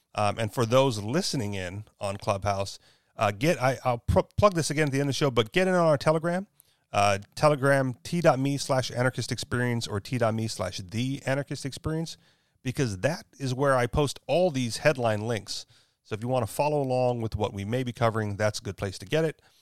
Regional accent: Hawaii, United States; moved away; I am from Hawaii, even though I chose to move.

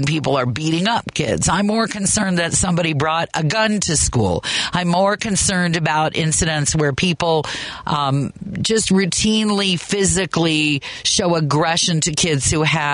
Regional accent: Kansas, United States; now in Chicago, United States; I grew up in Kansas

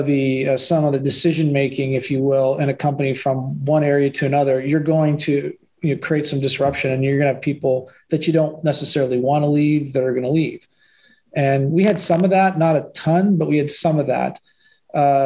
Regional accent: Pittsburgh, Pennsylvania, United States; I grew up in Pittsburgh

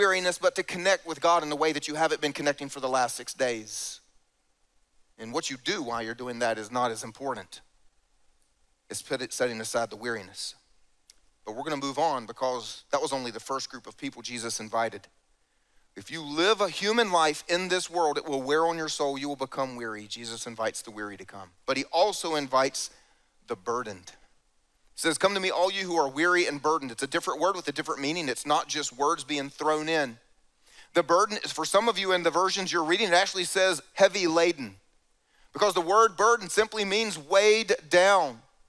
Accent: the South, United States; And I grew up here in the South, so just for the fun of it, let me explain.

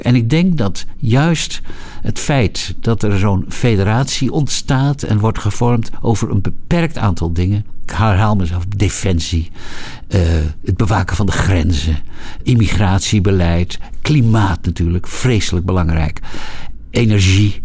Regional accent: Netherlands; wij natuurlijk als Nederlanders

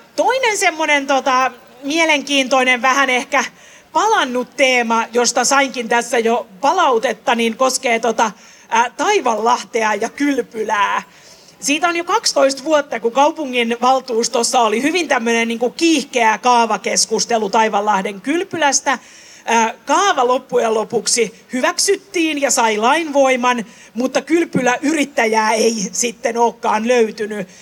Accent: Helsinki, Uusimaa, Finland; mä oon syntyisin Töölöstä itse tuota, niin tuolta Lemminkäisen kujalta

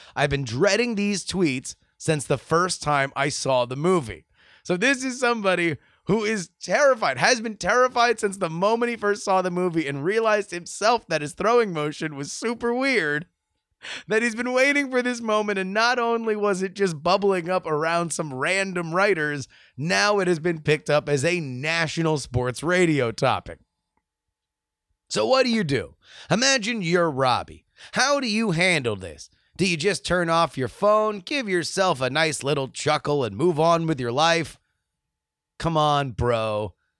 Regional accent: South Florida, United States; moved away as an adult; growing up in South Florida

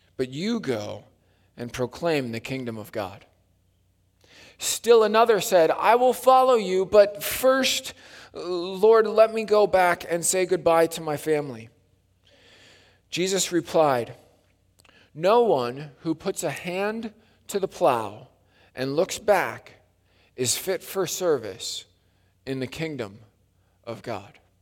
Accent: Wisconsin, United States; growing up in Wisconsin, it was Lake Lundgren Bible Camp

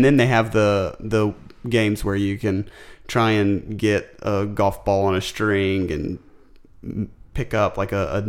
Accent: the South, United States; I grew up in the South.

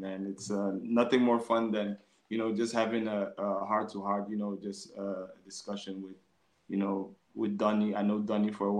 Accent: Amsterdam, North Holland, Netherlands; I grew up in Amsterdam North

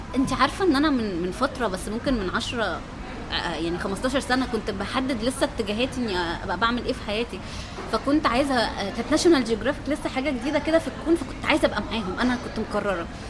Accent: Egypt; اني من مصر

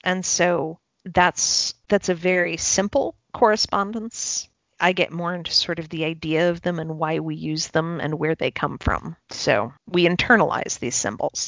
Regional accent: Chicago, Illinois, United States; also born or lived in South Carolina; I'm from Chicago, but I have spent time in South Carolina

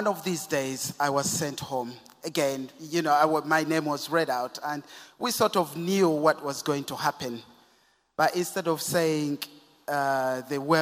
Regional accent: Kampala, Central Region, Uganda; I was born and brought up in Kampala in Uganda

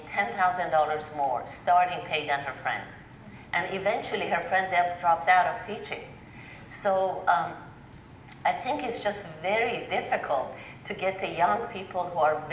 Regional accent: Tehran, Tehran Province, Iran; now in North Carolina, United States; I grew up in Tehran, Iran

